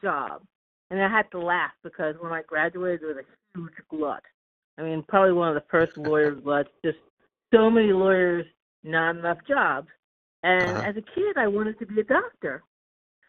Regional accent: Long Island, New York, United States; also born or lived in Boston, United States; now in Oakland, United States; I grew up on Long Island

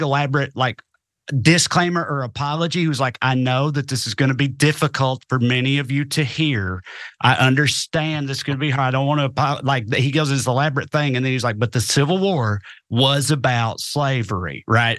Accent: the South, United States; also born or lived in Cookeville, Tennessee; as a Southerner

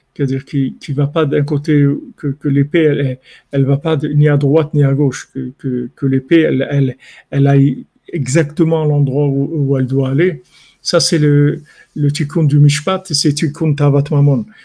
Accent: Morocco; je suis un Marocain

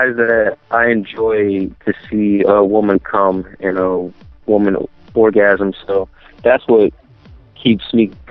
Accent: Camden, New Jersey, United States; also born or lived in Hamilton, New Jersey; I'm originally from New Jersey. I'm actually from South Jersey. I was born in like Camden

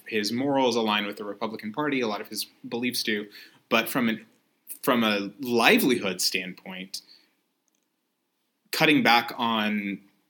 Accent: Mississippi, United States; moved away as an adult; now in Chicago, United States; I grew up in Mississippi and lived there for a while.

